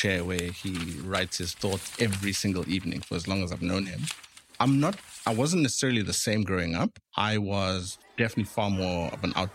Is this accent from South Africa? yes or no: yes; Eastern Cape, South Africa; moved away as an adult; now in Cape Town, South Africa; we grew up in the Eastern Cape. I'm first generation South African. So I was the first person in my family born here